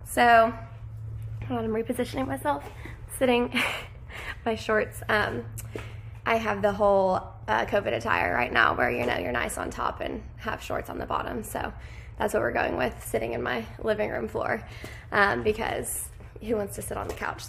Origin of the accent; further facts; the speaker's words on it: Lexington, Kentucky, United States; I am from Lexington, Kentucky